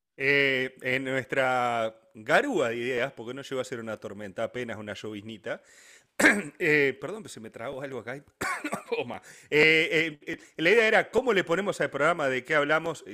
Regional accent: Uruguay

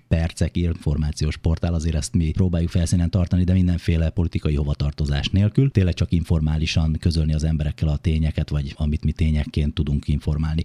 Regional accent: Kakucs, Pest, Hungary; born or raised there

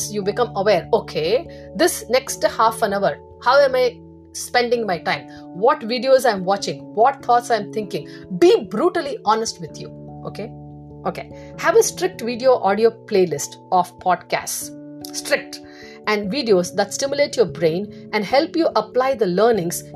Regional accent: India; now in United States; in India, I grew up in India

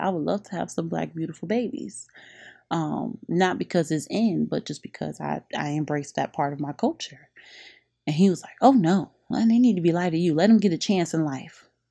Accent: Revere, Massachusetts, United States; moved away as an adult; also born or lived in Boston; now in Miami, United States; I grew up in Revere Beach in Monroe Heights

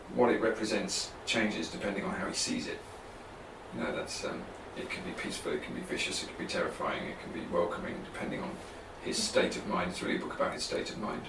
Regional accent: South East England, United Kingdom; moved away as an adult; also born or lived in Oxford; now in Ireland; I come from the southeast of England. I come from London and Kent. That's where my family are from

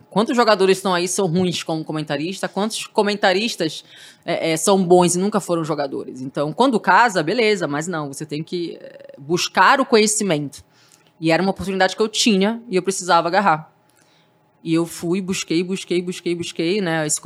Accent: Santos, São Paulo, Brazil; Eu saí de Santos para vir em busca desse espaço para TV.

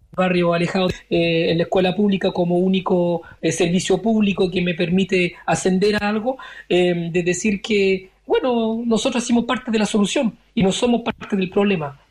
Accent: France; also born or lived in Valparaíso, Chile; yo nací en el 74, llegué a Francia en el 78

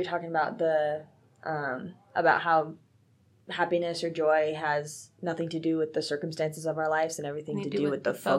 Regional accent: Texas, United States; I was really excited about the Fort Worth, Texas one because I am from Texas, so.

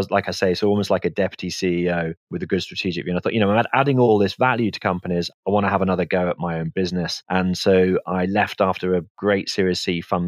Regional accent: the Black Country, West Midlands, United Kingdom; I'm from the West Midlands, the Black Country.

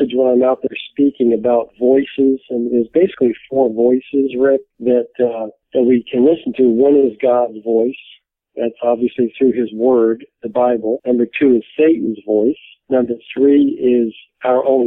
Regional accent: New York City, New York, United States; we grew up in New York City

